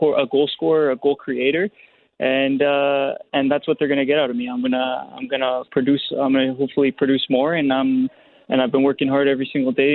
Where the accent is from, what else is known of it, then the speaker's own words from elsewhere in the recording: Winnipeg, Manitoba, Canada; Winnipeg's my hometown